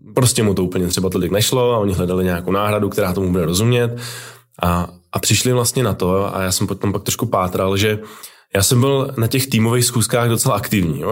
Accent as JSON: {"language": "Czech", "town": "Brno", "region": "South Moravian Region", "country": "Czechia", "also_born_or_lived": "Prague", "said": "já jsem z Brna"}